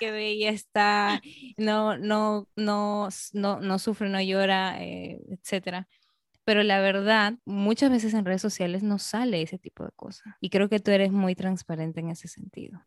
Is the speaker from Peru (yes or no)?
yes; Peru; now in Dominican Republic; como peruana